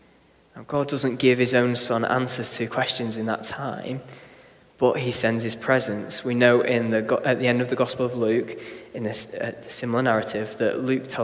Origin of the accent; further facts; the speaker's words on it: Blackpool, North West England, United Kingdom; When I was a kid growing up in Blackpool